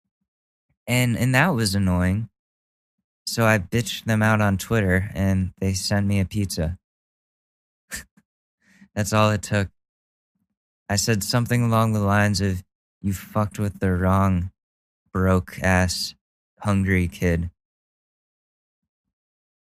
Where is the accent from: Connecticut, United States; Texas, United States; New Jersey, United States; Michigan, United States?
Connecticut, United States; Ridgefield; where I grew up in Ridgefield, that town essentially, that's where Karens go